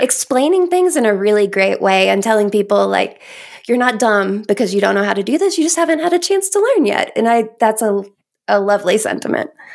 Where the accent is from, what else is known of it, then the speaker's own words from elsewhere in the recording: Kentucky, United States; now in Colorado, United States; I grew up in Kentucky